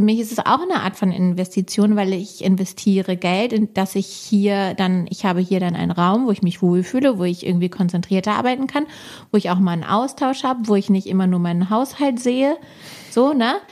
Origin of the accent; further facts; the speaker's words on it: Hamburg, Germany; wir sind ja auch Norddeutsch direkt, wir sind beide Hamburger Mädels